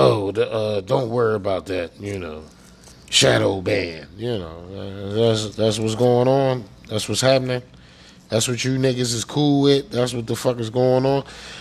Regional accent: Pennsylvania, United States; I'm from Pennsylvania

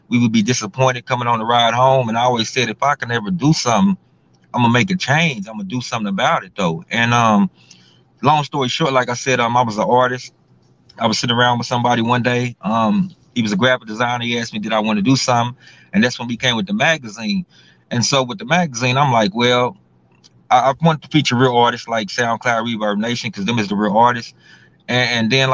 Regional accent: Houston, Texas, United States; I grew up in Houston, Texas, the old Third Ward, Houston, Texas

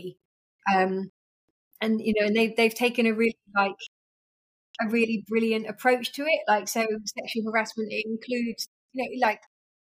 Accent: United Kingdom; as like a British woman

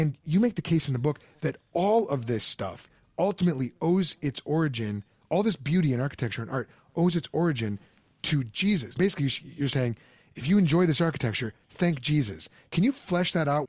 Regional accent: suburb of Chicago, Midwest, Illinois, United States; moved away as an adult; also born or lived in Pennsylvania; growing up in the Midwest, uh, mid-sized suburb of Chicago

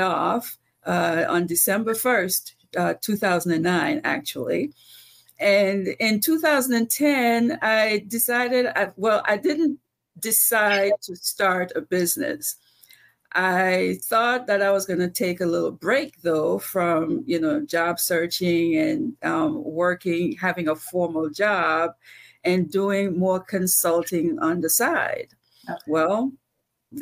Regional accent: Antigua & Barbuda; moved away; I'm from Antigua. And when I was growing up, I used to introduce myself as the girl from Antigua

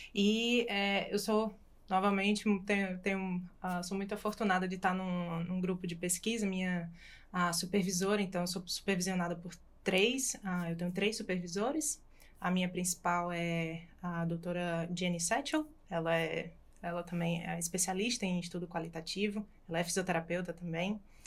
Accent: Natal, Rio Grande do Norte, Brazil; moved away as an adult; now in Australia; sou de Natal

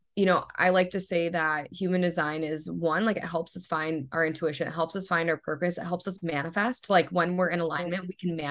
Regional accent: Ohio, United States; moved away as an adult; now in California, United States; growing up in Ohio and being in California

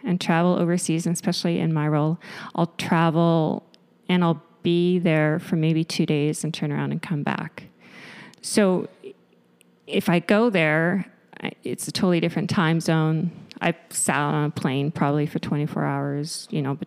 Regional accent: Winnipeg, Manitoba, Canada; born and raised in Winnipeg, in the North End, good old North End.

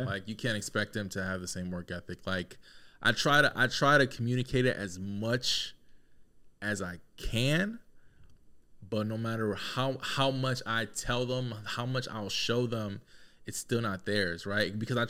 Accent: Peru; also born or lived in Connecticut; No, I'm not Mexican. Oh. No, I'm from Peru.

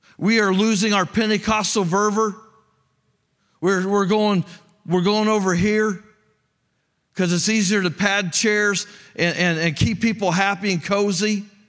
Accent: Greencastle, United States; moved away; I grew up in Greencastle. That's where I'm from.

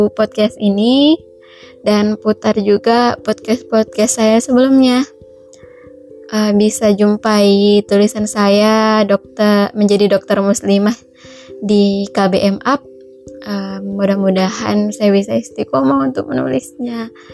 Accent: Mandailing Natal, North Sumatra, Indonesia; born there; terutamanya di Sumatera Utara khususnya di Mandailing Natal tempat kelahiran saya.

